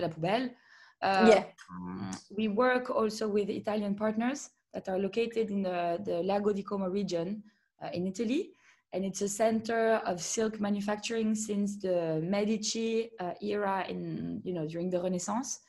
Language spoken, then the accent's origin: English; Monaco; I grew up in Monaco